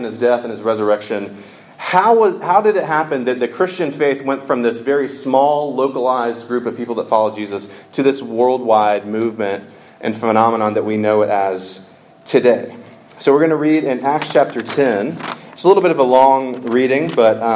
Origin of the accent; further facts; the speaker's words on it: Georgia, United States; I am from the state of Georgia. I'm from the South